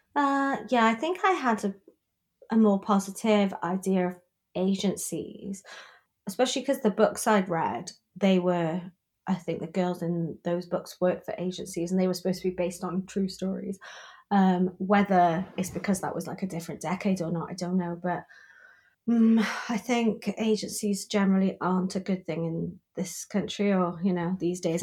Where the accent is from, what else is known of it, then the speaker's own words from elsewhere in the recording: United Kingdom; now in Newport, United Kingdom; as a British person